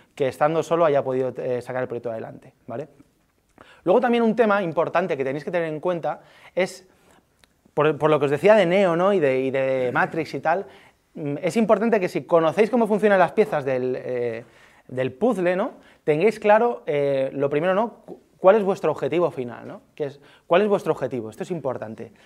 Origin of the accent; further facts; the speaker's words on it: Alicante, Valencian Community, Spain; moved away as an adult; now in Madrid, Spain; yo soy de Alicante